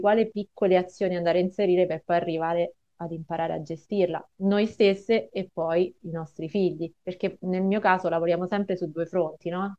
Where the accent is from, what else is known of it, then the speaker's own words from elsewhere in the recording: Rome, Lazio, Italy; io sono di Roma